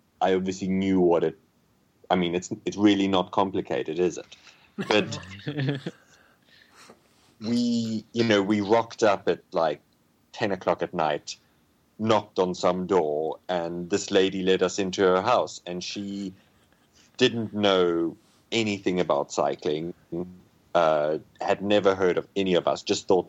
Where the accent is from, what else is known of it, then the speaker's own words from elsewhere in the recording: Namibia; my hometown, which is 200 kilometers away